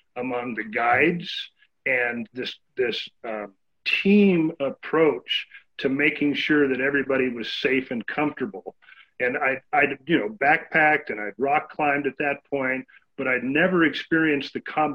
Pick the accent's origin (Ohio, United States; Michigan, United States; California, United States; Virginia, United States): California, United States; San Bernardino; now in Central Oregon, United States; I grew up in San Bernardino, California, which back then was a more rural place than it is today.